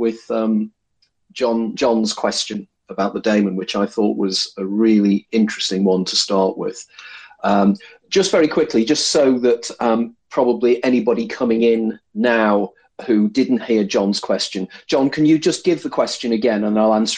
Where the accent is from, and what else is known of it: Liverpool, North West England, United Kingdom